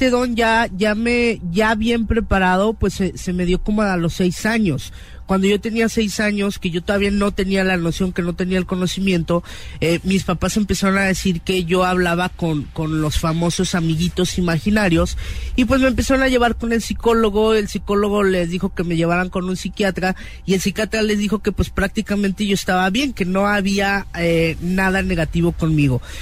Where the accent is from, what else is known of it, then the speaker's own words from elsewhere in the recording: Mexico; como los mexicanos la celebramos